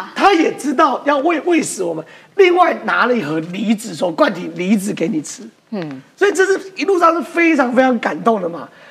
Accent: Taiwan; 我们台湾人被韩国瑜伤害过嘛。特别是我们高雄人

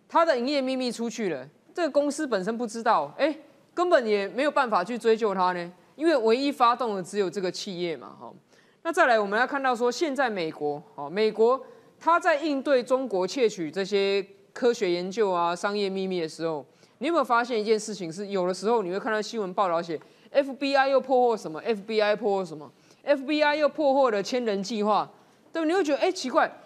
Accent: Taiwan; 不要说我们台湾人去到中国，如果是经商或旅游或读书

